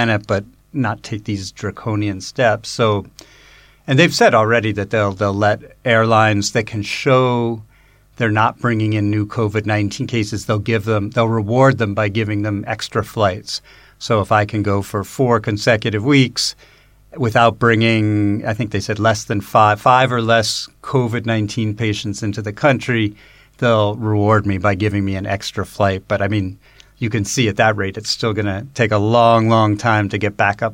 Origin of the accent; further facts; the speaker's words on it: United States; now in China; as an American